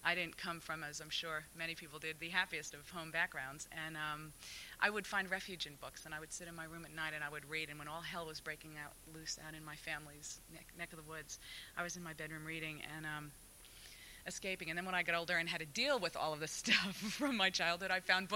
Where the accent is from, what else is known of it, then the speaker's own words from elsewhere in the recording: New York City, New York, United States; when I grew up in New York City